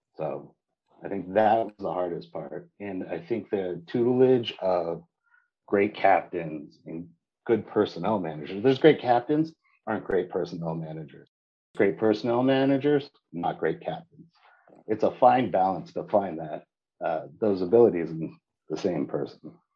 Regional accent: San Diego, California, United States; I grew up sailing in San Diego, my, my home

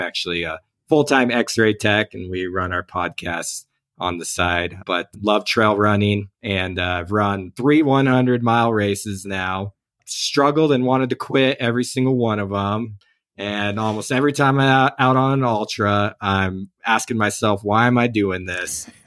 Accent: Oklahoma, United States; moved away as an adult; now in Ogden, United States; I actually grew up in Oklahoma

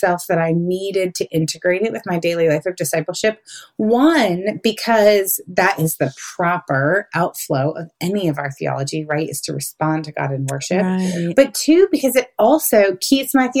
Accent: Midwest, United States; now in North Carolina, United States; I'm originally from the Midwest

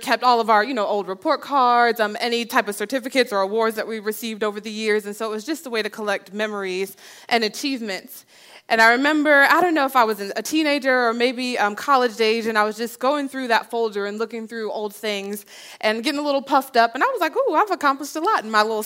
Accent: New Jersey, United States; I grew up in New Jersey

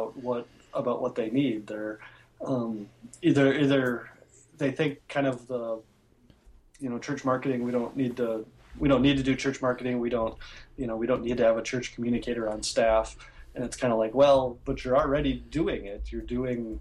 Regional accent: Minnesota, United States; I'm from Minnesota

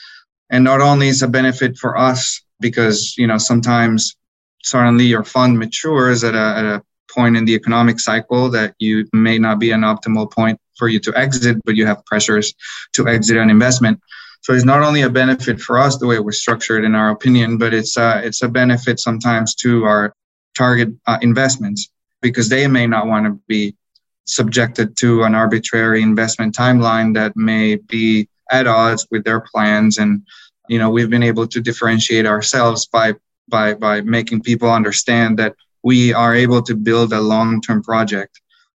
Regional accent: Bogotá, Colombia; I grew up in Bogota, in Colombia, where soccer or football is the number one sport.

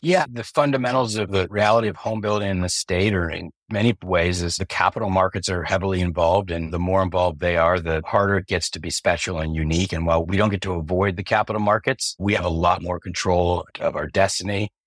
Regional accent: Covina, California, United States; my hometown, Covina, where I was born

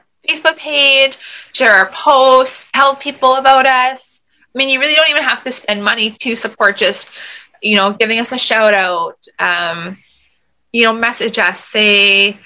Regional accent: Thunder Bay, Ontario, Canada; moved away as an adult; now in Alberta, Canada; I grew up in Thunder Bay, Ontario

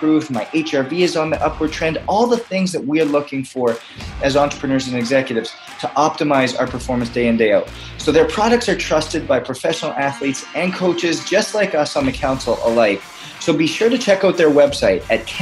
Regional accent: Canada; now in United States; I'm a Canadian adopted by America.

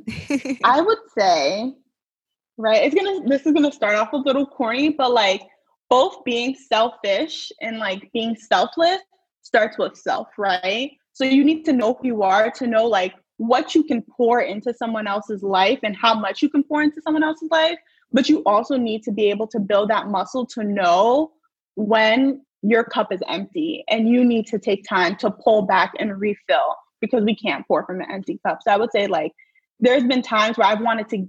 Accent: New Jersey, United States; So I'm from New Jersey. I was born and raised in New Jersey.

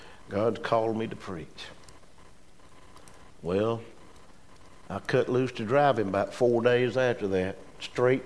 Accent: Pierstown, United States; moved away as an adult; now in Oconee County; We were raised in Pierstown. We loved Pierstown. Our family was in Pierstown.

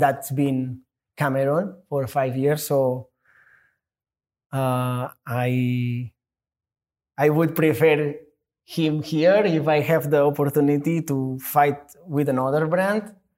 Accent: Catalonia, Spain; English is a second language; moved away as an adult; now in United States; I'm a Spanish, but I'm American too

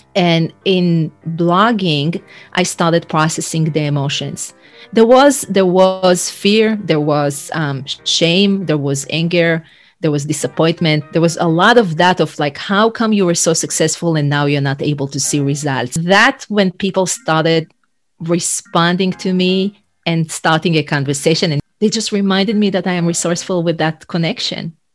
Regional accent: Israel; moved away as an adult; now in United States; I'm originally from Israel and I used to work in human resources, training, and change management

